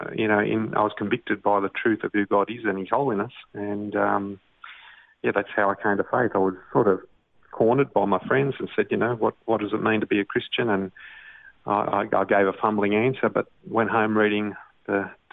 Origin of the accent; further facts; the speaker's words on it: Sydney, New South Wales, Australia; also born or lived in Italy; I was born in Manly, in Sydney, and grew up in Brookvale, which is in the northern beaches of the Sydney area.